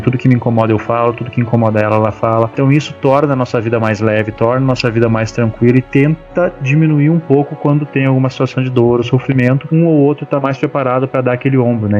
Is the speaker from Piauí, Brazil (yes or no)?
no; Rio Grande do Sul, Brazil; eu sou do Rio Grande do Sul